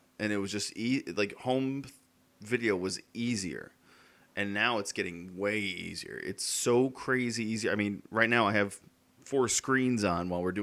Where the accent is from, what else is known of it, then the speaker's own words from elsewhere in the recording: Connecticut, United States; We're both from Connecticut, but we're states away